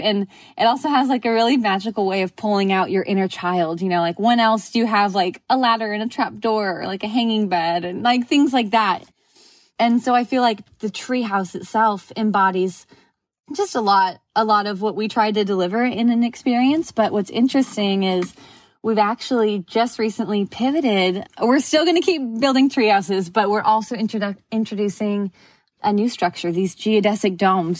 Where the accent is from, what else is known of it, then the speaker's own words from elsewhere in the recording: Southern California, United States; moved away as an adult; also born or lived in Houston; I grew up in Southern California